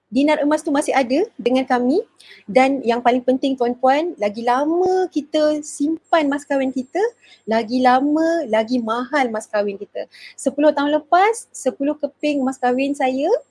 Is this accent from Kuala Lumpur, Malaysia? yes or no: yes; Kuala Lumpur, Malaysia; saya dari Kuala Lumpur. Sekarang ni menetap di Kuala Lumpur, bekerja di Kuala Lumpur.